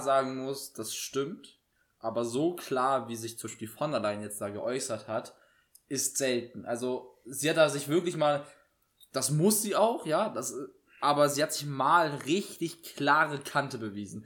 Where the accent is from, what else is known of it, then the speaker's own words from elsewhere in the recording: Germany; bei uns in Deutschland